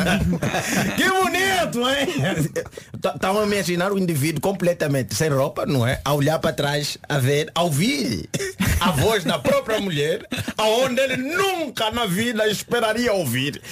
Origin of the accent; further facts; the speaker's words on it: Angola; moved away; Angola, nos meus tempos, nós não falávamos propriamente inglês.